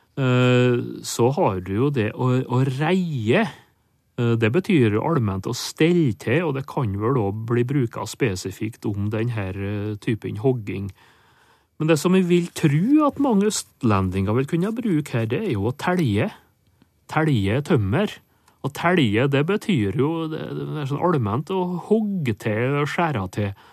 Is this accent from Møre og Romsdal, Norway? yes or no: yes; Nordmøre, Møre og Romsdal, Norway; et adjektiv som vi har på Nordmøre, der jeg kommer ifra